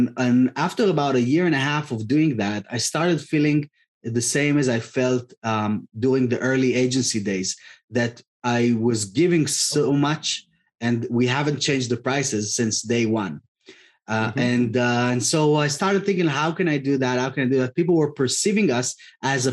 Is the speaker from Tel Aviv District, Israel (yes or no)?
yes; Tel Aviv, Tel Aviv District, Israel; moved away; I'm originally from Tel Aviv, from Israel